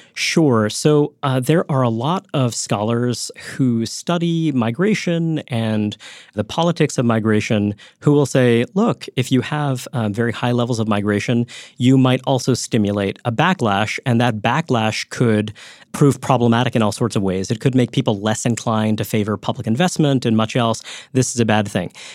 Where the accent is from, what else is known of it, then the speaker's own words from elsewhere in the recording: New York, United States; I grew up in Brooklyn, New York